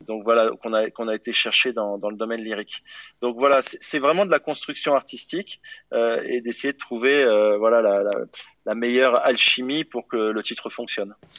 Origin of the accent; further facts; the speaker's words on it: France; je suis français